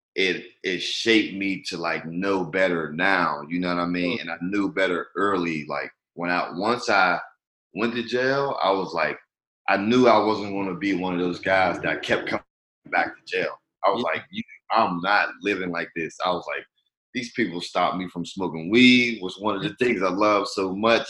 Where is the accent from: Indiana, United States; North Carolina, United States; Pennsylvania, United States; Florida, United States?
Pennsylvania, United States; Pittsburgh; moved away as an adult; now in Los Angeles, United States; Pittsburgh, my hometown.